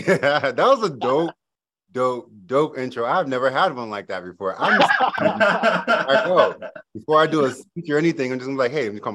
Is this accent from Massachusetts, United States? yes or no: yes; Boston, Massachusetts, United States; So I was born and raised in Boston, Massachusetts. And if you know anything about Boston, it's not what you see on TV.